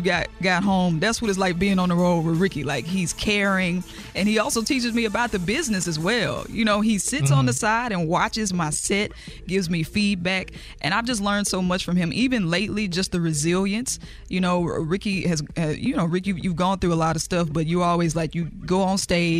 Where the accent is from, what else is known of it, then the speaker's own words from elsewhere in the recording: Jackson, Mississippi, United States; my hometown, Jackson, Mississippi